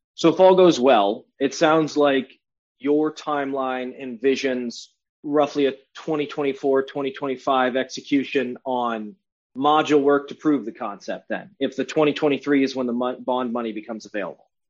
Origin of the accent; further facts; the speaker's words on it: Cleveland, Ohio, United States; I'm from Cleveland